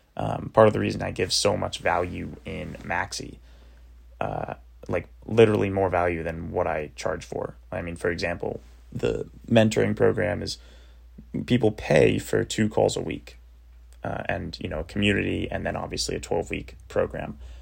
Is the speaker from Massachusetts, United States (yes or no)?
yes; Cape Cod, Massachusetts, United States; my little cottage house that I grew up in in Cape Cod, Massachusetts